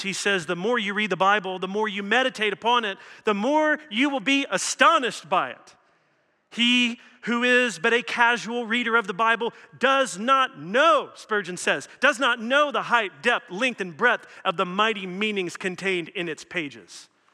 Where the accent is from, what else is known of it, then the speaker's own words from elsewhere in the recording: Louisville, Kentucky, United States; I come from Louisville, Kentucky